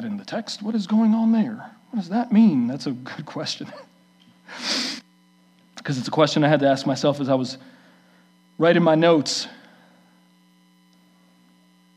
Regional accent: New York City, New York, United States; moved away; We grew up in New York City

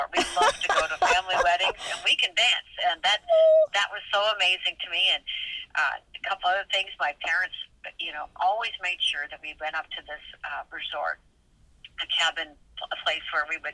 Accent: Minnesota, United States; grew up in Upper Midwest in Minnesota.

